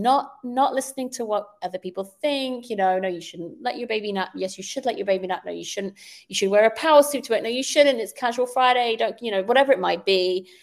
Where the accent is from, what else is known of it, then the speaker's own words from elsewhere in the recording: United Kingdom; moved away; I grew up in the United Kingdom where we take really major exams at the age of 16